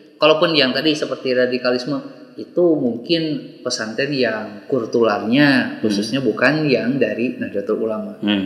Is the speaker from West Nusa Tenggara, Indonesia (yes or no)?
no; Bandung, West Java, Indonesia; khususnya di Jawa Barat, saya dari Bandung